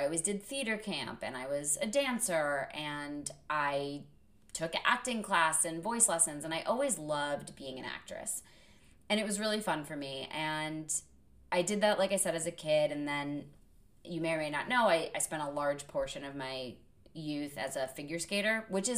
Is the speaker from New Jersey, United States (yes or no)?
no; Connecticut, United States; also born or lived in Vermont; growing up in Connecticut as an only child, we lived close enough to New York City that my parents could bring me in on auditions.